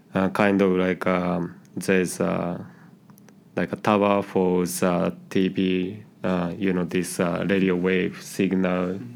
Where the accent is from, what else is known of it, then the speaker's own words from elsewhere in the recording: Nagoya, Aichi, Japan; English is a second language; moved away as an adult; now in Bratislava, Slovakia; I'm from Nagoya, which is really not well-known city